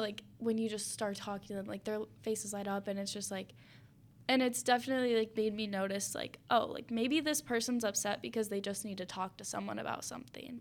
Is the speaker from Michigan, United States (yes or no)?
yes; Spring Lake, Michigan, United States; growing up in Spring Lake